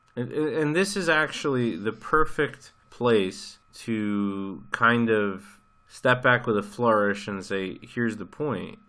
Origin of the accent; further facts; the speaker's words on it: United States; you and I grew up in America